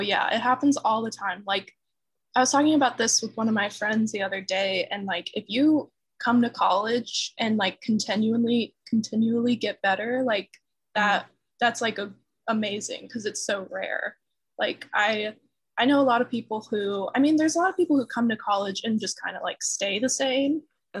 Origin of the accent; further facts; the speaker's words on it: North Carolina, United States; moved away as an adult; also born or lived in Atlanta, Georgia; I'm from North Carolina